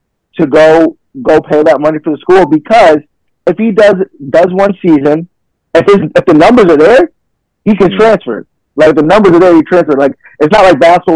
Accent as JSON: {"language": "English", "region": "Connecticut", "country": "United States", "moved": "as an adult", "said": "I'm from Connecticut"}